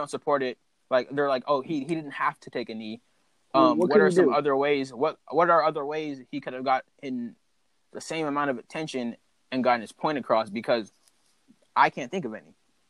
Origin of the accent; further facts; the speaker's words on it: North Carolina, United States; I am from North Carolina. That's where I'm from.